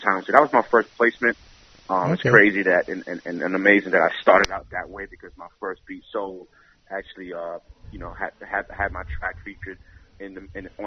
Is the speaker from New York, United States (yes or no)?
yes; New York City, New York, United States; I grew up in the Bronx, 169th, Washington Avenue